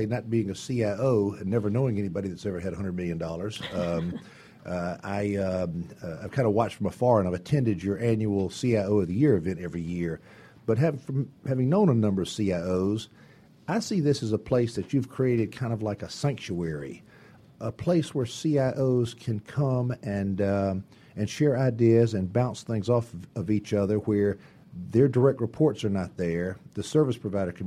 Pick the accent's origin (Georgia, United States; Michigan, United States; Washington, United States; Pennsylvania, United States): Georgia, United States; Atlanta; I was born in Atlanta